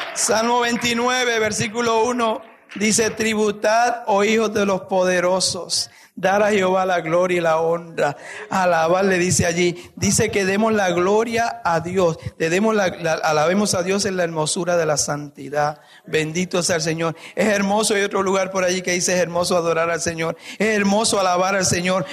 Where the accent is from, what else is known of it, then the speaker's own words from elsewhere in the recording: Guayanilla, Puerto Rico; moved away; en mi país, mi pueblo en Puerto Rico se llama Guayanilla, cerca de una ciudad que se llama Ponce.